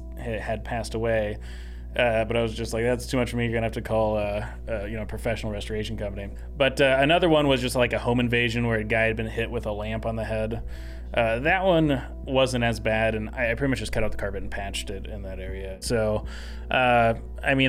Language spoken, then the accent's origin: English; Salina, Kansas, United States; now in Omaha, United States; I grew up in Salina, Kansas, the oldest of eight kids